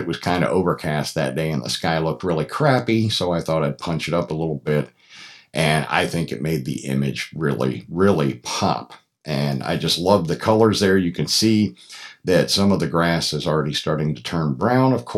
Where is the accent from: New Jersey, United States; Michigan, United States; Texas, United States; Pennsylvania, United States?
Pennsylvania, United States; Troy; moved away as an adult; now in Atlanta, United States; I grew up in Troy, which is just about, 12 or 15 miles from Fassett.